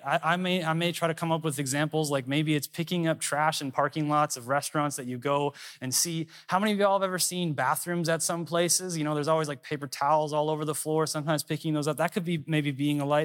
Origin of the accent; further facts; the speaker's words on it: Minnesota, United States; moved away as an adult; also born or lived in Dallas, Texas; I'm from Minnesota.